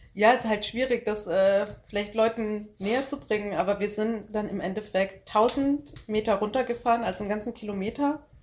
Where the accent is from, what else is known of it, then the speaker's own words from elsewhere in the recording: Bamberg, Bavaria, Germany; wir kommen aus Bamberg, das wäre bis zu unserem nächsten Dorf Hirscheid